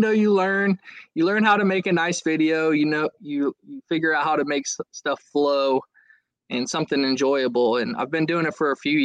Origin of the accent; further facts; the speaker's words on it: Southwest Ohio, United States; I'm originally from Southwest Ohio, lived, born and raised on the Great Miami River